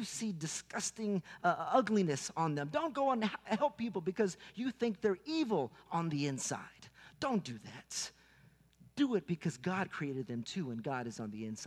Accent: Houston, Texas, United States; I'm from Houston, Texas, conservative boy, Pentecostal

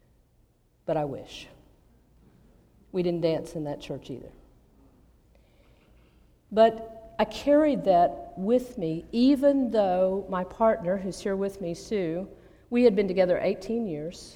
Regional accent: Abilene, Texas, United States; moved away; I grew up in Abilene, Texas, one of the 10 most conservative cities in North America

